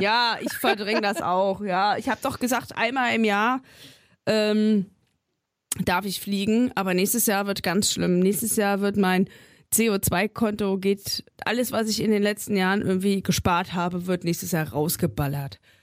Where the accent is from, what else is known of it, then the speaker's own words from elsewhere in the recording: a village in Thuringia, Germany; now in Berlin, Germany; fahre ich nochmal ins thüringische Dorf und treffe mich da mit zwei äh, Schulfreundinnen.